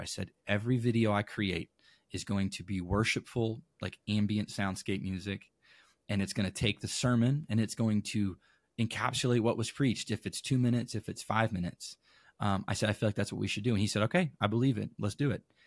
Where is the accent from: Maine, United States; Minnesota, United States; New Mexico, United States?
Maine, United States; Caribou; now in St. Louis, United States; I grew up in Maine